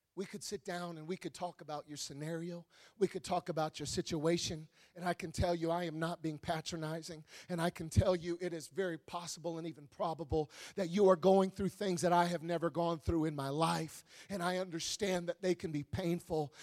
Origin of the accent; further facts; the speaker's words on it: Wisconsin, United States; I'm from Wisconsin. It gets cold in Wisconsin